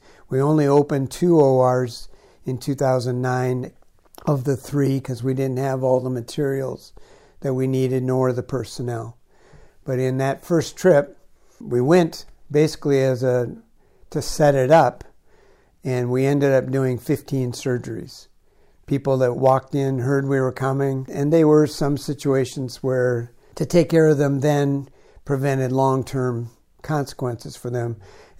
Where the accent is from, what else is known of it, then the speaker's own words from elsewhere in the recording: United States; I'm from the United States, we're privileged